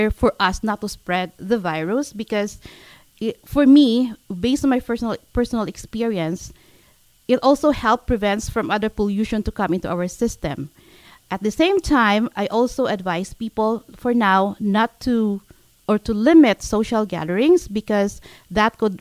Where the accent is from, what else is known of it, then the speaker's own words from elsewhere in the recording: Philippines; now in Canada; I came from the Philippines.